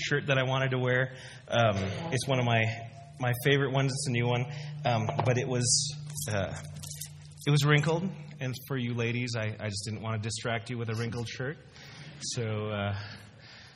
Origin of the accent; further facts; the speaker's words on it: Dallas, Texas, United States; also born or lived in Philippines / Chicago; I pretty much grew up in Dallas